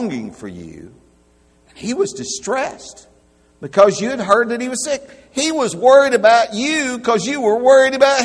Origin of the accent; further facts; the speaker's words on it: Alabama, United States; I'm from Alabama.